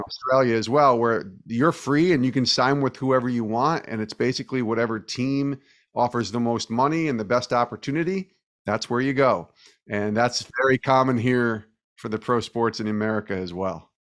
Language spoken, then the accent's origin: English; New York, United States; I'm from the Northeast in New York